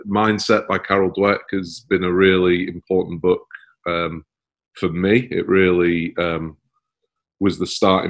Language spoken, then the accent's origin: English; Manchester, North West England, United Kingdom; moved away as an adult; now in Sydney, Australia; I'm in Manchester, or was I've lived there for about 20 years. But yeah, from Manchester originally.